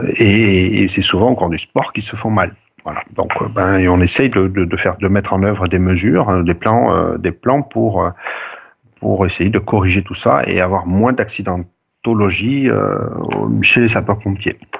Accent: Montauban, Occitania, France; also born or lived in Toulouse / Bordeaux / Villeneuve-sur-Lot; je suis originaire de Montauban

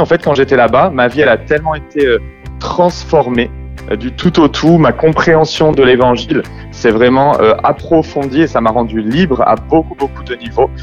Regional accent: France; moi je suis né en France, j'ai la culture très française

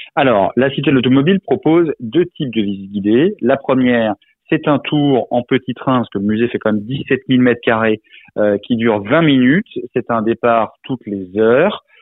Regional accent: Alsace, Grand Est, France; je suis alsacien d'origine

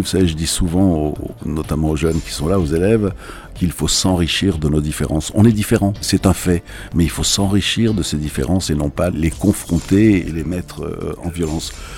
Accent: Algeria; now in France; Moi, je suis né en Algérie également à l'époque où l'Algérie était française. Je vis en France.

